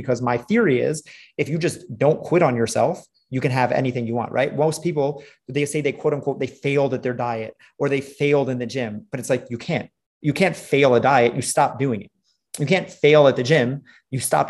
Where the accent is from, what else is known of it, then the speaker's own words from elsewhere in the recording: New York City, New York, United States; I grew up in New York City